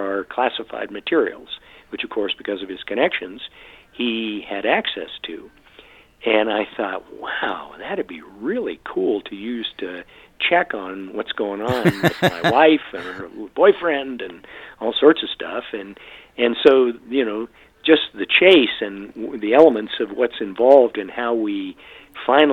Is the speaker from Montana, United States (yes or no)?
yes; Great Falls, Montana, United States; the town I grew up in Montana. And that town is home to Malmstrom Air Force Base